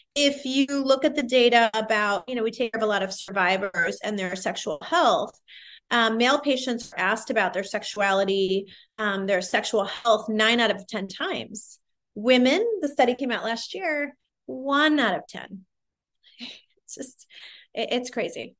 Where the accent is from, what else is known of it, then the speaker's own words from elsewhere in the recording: Midwest, United States; I'm a minority from the Midwest